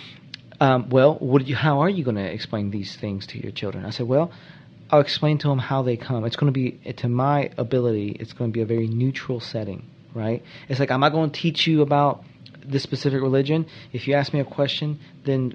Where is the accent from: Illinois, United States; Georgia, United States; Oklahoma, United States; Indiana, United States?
Georgia, United States; moved away as an adult; also born or lived in North Carolina; now in Charlotte, United States; I work in the legal field. I'm starting my own business. I grew up in Georgia